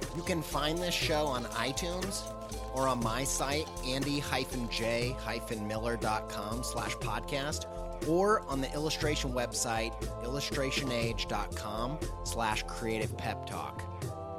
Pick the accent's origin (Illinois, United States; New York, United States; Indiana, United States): Indiana, United States; also born or lived in England; now in Columbus, United States; I'm from the great state of Indiana. I'm a Midwesterner